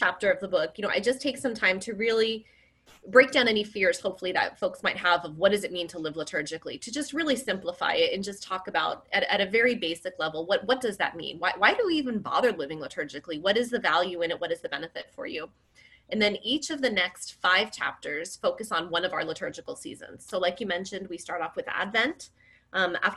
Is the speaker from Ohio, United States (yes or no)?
no; New Jersey, United States; now in San Diego, United States; I grew up on the East Coast. I'm from New Jersey